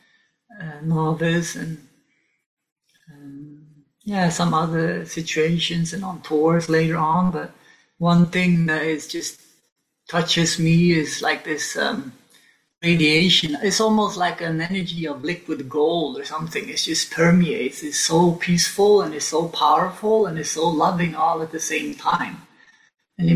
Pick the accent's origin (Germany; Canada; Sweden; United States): Sweden; Stockholm, Stockholm County; moved away as an adult; also born or lived in Sainte-Foy-la-Grande, France; now in France; I grew up in Stockholm, our capital